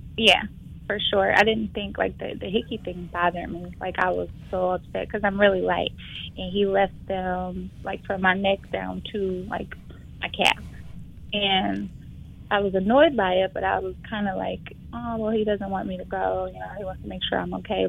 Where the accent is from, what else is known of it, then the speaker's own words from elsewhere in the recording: Flint, Michigan, United States; moved away as an adult; also born or lived in Detroit, Michigan; I am from Flint, Michigan. I moved to Detroit in 2007 to go to Wayne State